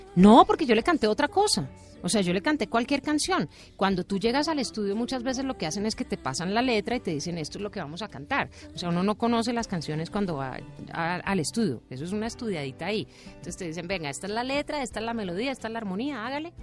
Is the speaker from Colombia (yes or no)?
yes; Colombia; moved away; also born or lived in United States; yo soy colombiana